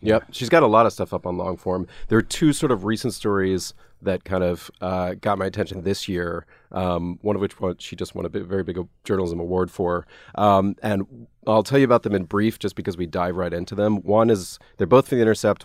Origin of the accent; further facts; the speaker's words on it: Atlanta, Georgia, United States; moved away; also born or lived in Nashville; I grew up in Atlanta